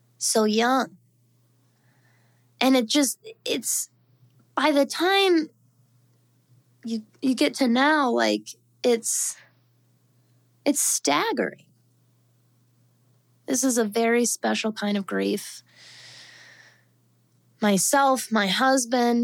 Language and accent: English; suburbs outside Denver, Colorado, United States; moved away; if you're from the suburban, just outside of Denver regional area that we're from